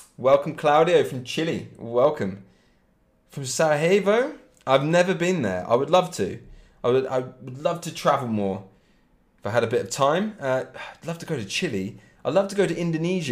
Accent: Cambridge, East of England, United Kingdom; I'm exactly from Cambridge um, in England, which is part of Great Britain and it's about an hour north of London, Cambridge

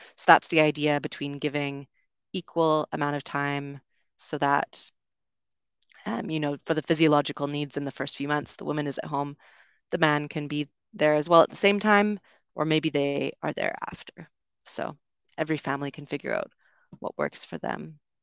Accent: Canada; moved away as an adult; also born or lived in United Kingdom; growing up in Canada

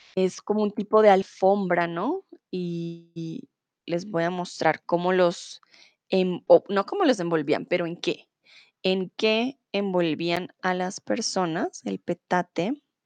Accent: Bogotá, Colombia; now in Germany; soy de Colombia, de Bogotá, la capital, y comúnmente vivo en Alemania

